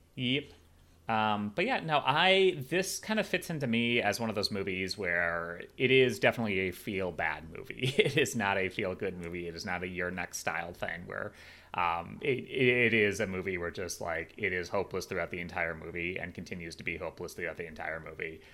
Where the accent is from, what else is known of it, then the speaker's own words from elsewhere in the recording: Chicago, Illinois, United States; moved away; my hometown of Chicago